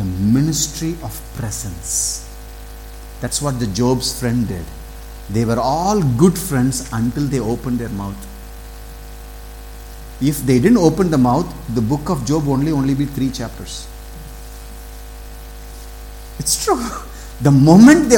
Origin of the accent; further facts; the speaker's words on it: south of Tamil Nadu, India; I grew up in south of Tamil Nadu